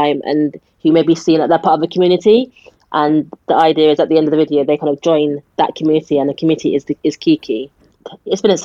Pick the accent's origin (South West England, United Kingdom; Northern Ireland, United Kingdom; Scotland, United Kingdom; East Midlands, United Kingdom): South West England, United Kingdom; Wiltshire; I'm from a rural area, I grew up in Wiltshire